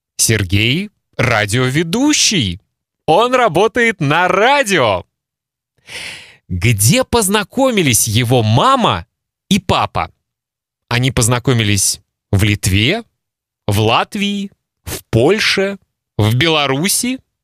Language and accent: Russian; Kaliningrad, Kaliningrad Oblast, Russia; first language Russian; moved away as an adult; now in Lithuania; Мои мама и папа познакомились в России, в Калининграде. Там родился я